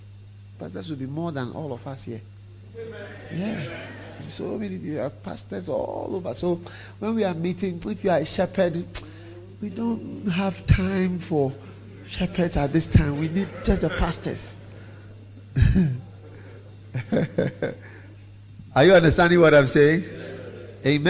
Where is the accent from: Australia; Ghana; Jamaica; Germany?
Ghana; I'm half Swiss, half Ghanaian. And I've grown up in Ghana, mostly